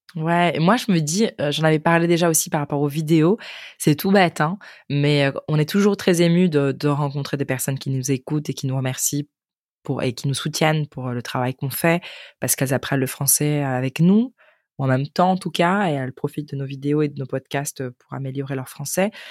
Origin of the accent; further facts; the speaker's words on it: United States; French is a second language; now in Germany; je viens des États-Unis, mais en ce moment j'habite en Allemagne